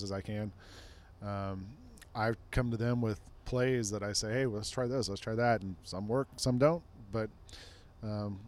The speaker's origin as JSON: {"language": "English", "town": "Atlanta", "region": "Georgia", "country": "United States", "also_born_or_lived": "New York", "moved": "as an adult", "lives_now": "Memphis, United States", "said": "I'm from Atlanta originally, moved to New York 2000."}